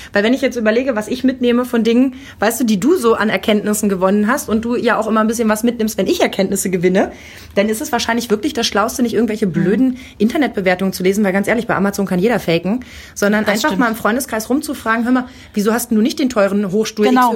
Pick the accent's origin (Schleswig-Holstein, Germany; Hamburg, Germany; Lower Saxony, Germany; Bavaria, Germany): Lower Saxony, Germany; accent: Hochdeutsch; Ich komme aus Niedersachsen. Ich bin mit Hochdeutsch mhm. groß geworden.